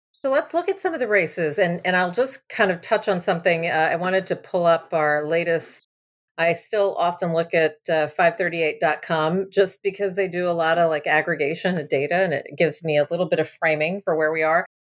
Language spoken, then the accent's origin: English; San Antonio, Texas, United States; I grew up in San Antonio